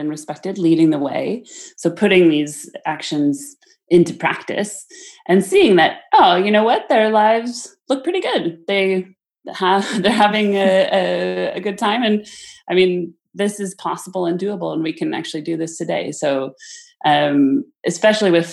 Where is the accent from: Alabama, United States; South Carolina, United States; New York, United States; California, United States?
California, United States; I grew up in California.